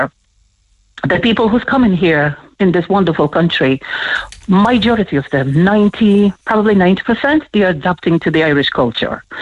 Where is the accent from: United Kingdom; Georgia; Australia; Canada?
Georgia; now in Ireland; I'm from Georgia